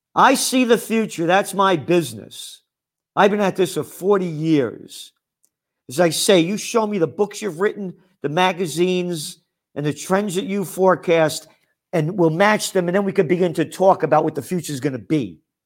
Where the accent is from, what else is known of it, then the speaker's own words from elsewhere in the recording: New York City, New York, United States; I'm an American, born to be free, a Napolitano, born in the Bronx